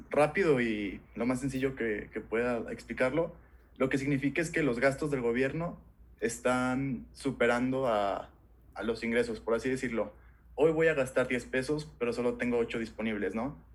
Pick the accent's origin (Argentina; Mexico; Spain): Argentina; Pero la quiero como argentino. A mí me gustaría vivir en un país dolarizado.